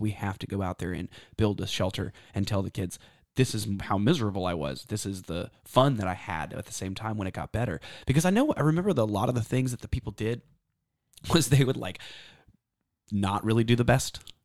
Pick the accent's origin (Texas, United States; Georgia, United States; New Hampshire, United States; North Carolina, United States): Texas, United States; I'm from Texas